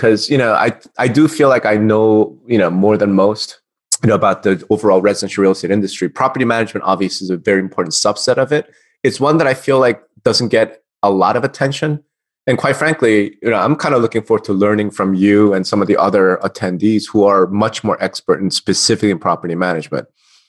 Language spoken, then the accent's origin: English; New Jersey, United States; moved away as an adult; also born or lived in Texas; now in Las Vegas, United States; I consider myself a Texan anyway, because even though I'm a refugee from New Jersey, I fled to Texas in 2011, but I'm not there now. I'm in Vegas